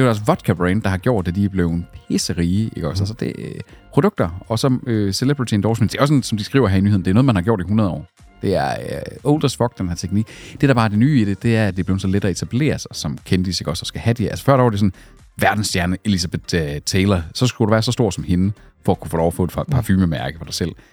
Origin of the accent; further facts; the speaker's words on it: Skive, Central Denmark Region, Denmark; moved away; hvor jeg var hjemme i Skive